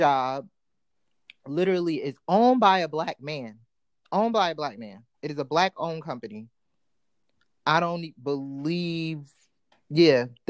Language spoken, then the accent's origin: English; East Coast, United States; I grew up on the East Coast